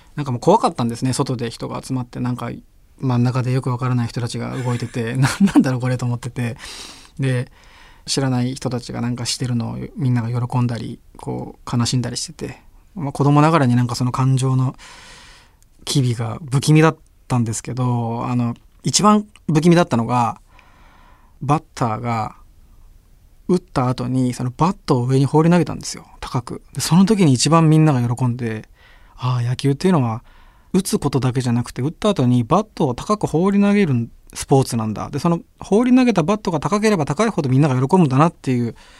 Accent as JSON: {"language": "Japanese", "region": "Tokyo", "country": "Japan", "tie": "born or raised there", "said": "葛飾区の花茶屋っていう町の出身なんですけど"}